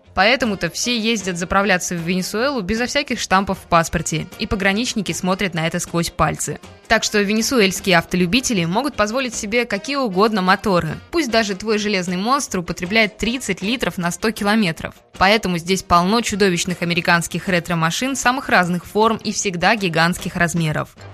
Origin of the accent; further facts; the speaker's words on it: Russia; мы из России